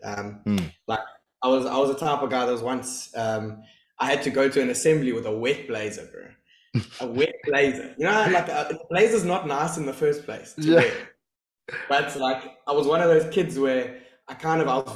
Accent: East London, Eastern Cape, South Africa; moved away as an adult; I grew up in East London, and I loved school

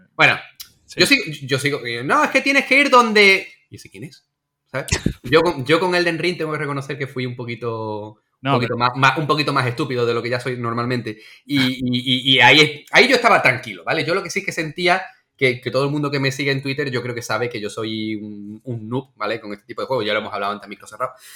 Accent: Andalusia, Spain; como andaluz

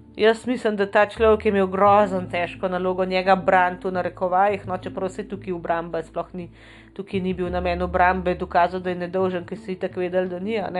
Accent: Slovenia

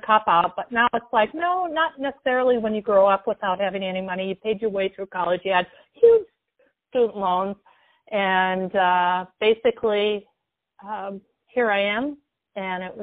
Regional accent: Minneapolis, Minnesota, United States; moved away as an adult; also born or lived in Seattle, Washington; now in Portland, United States; I grew up in Minneapolis, Minnesota

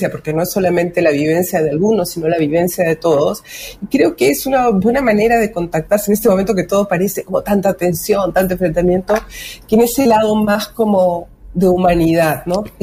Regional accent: Lima, Peru; now in Chile; Yo nací en el Perú. Ah, el Perú. muchísimos años acá, pero soy limeña.

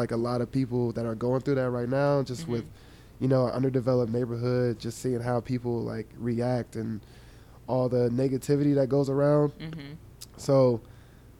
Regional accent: Columbus, Ohio, United States; Born and raised in Columbus, Ohio

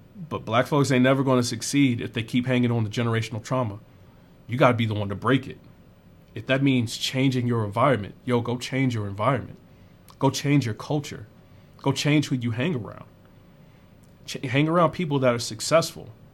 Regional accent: South Carolina, United States; moved away; I grew up in South Carolina

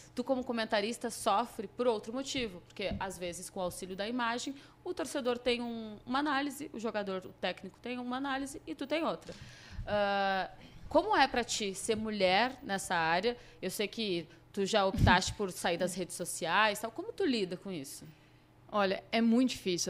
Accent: Rio Grande do Sul, Brazil; sou gaúcha

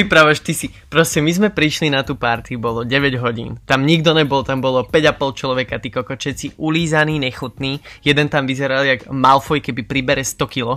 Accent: Slovakia; moved away as an adult; now in Netherlands; som Slovák

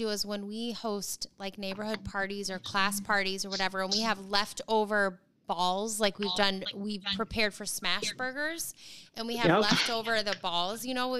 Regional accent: the South, United States; moved away; we're from the South.

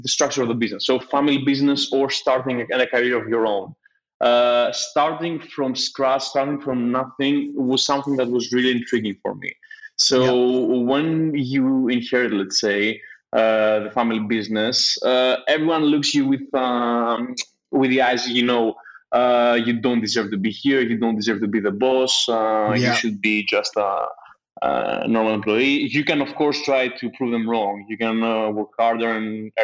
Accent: Athens, Attica, Greece; moved away as an adult; also born or lived in London; I grew up in Athens

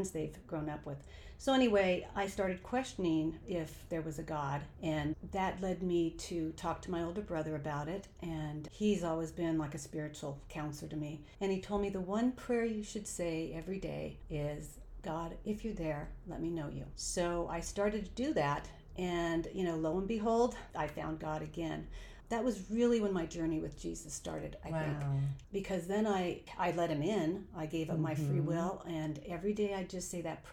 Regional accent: Oxnard, California, United States; I was born and raised in Oxnard, California. So I've lived in Southern California my whole life

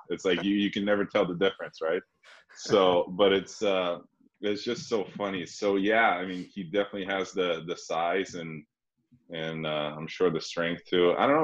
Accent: Slovenia; moved away; also born or lived in Sweden; I'm from Slovenia

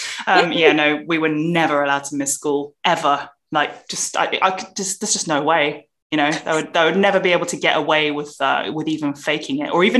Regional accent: London, United Kingdom; And I grew up in Southeast London, and I was so lucky to be surrounded by lots of people from different backgrounds.

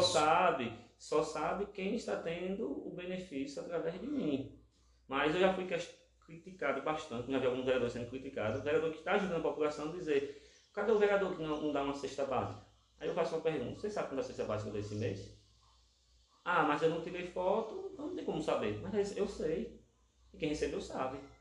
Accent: Lagarto, Sergipe, Brazil; eu sou daqui do centro, aqui da Cidade Nova

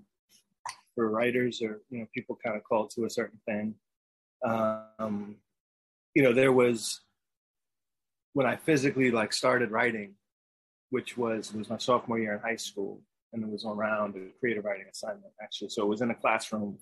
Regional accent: New York City, New York, United States; now in Brooklyn, United States; I grew up in New York City, Upper West Side of Manhattan

